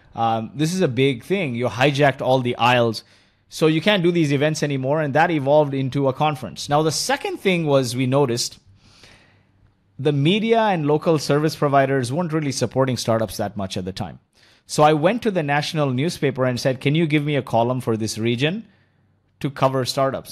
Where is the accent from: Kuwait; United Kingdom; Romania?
Kuwait; moved away; also born or lived in India; my childhood was spent, you know, I was born in Kuwait